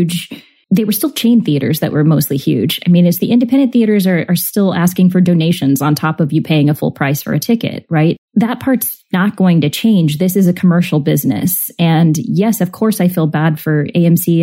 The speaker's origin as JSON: {"language": "English", "country": "United States"}